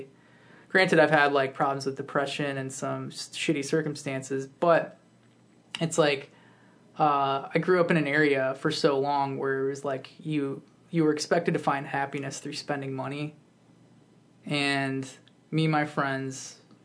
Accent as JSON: {"language": "English", "town": "Woodbridge", "region": "Virginia", "country": "United States", "tie": "born or raised there", "said": "I grew up in Northern Virginia"}